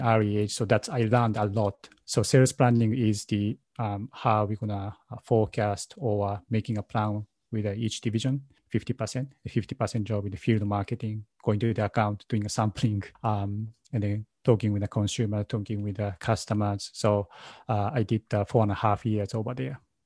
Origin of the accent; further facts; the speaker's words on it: Nara, Japan; English is a second language; moved away as an adult; now in Westchester County, New York, United States; I grew up in Nara